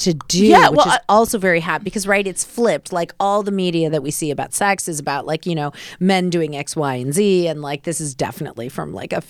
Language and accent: English; Midwest, United States; I'm from the Midwest.